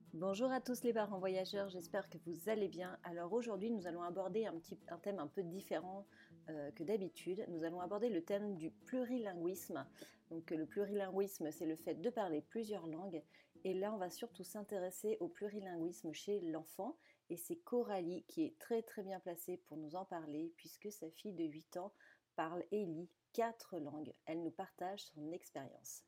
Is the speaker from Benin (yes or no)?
no; France; now in Spain; en tant que Française expat en Espagne